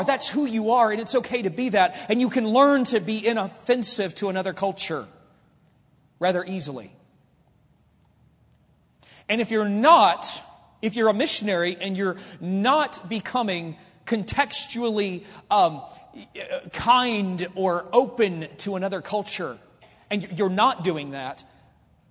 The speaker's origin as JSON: {"language": "English", "country": "United States", "said": "I'm an American"}